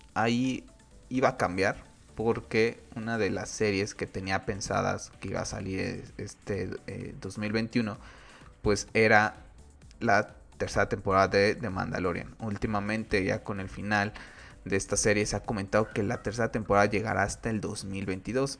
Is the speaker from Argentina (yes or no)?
no; Mexico; aquí en mi país